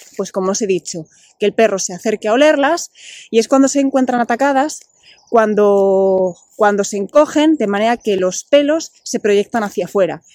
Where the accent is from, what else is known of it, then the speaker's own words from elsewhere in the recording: Bilbao, Basque Country, Spain; moved away as an adult; now in Asturias, Spain; yo nací en Bilbao, soy de Bilbao